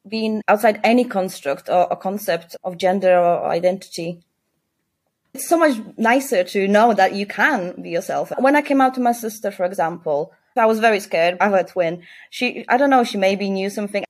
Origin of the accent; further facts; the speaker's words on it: Poland; now in Leeds, United Kingdom; I came from Poland, a very Christian conservative country, I didn't really grow up with with a big sense of like a gay community